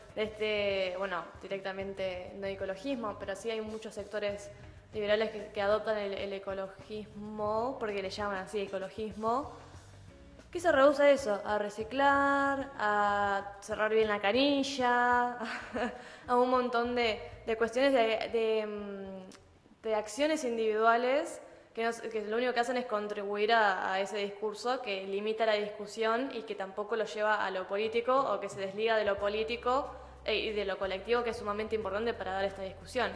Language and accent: Spanish; Argentina; de nuestro territorio, eh, y también de las personas que lo habitamos